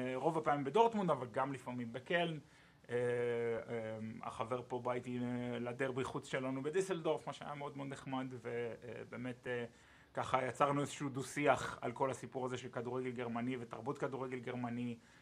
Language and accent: Hebrew; Ashdod, Southern District, Israel; moved away as an adult; now in Cologne, Germany; במקור מאשדוד, אמ, עיר הולדתי